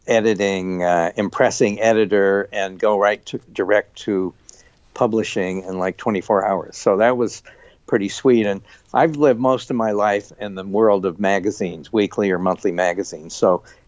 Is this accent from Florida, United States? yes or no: no; Salt Lake City, Utah, United States; I grew up in Salt Lake City